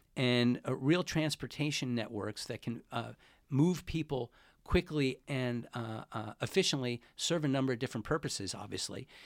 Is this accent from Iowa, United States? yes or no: no; Glen Cove, New York, United States; moved away as an adult; also born or lived in Queens, New York / Washington, D.C.; now in San Francisco, United States; I'm originally from, uh, New York. I grew up in Queens till I was about six or seven, and then I moved to a town about forty minutes outside of Manhattan. by the name of Glencove, Long Island. And that's where, uh, that's where I grew up.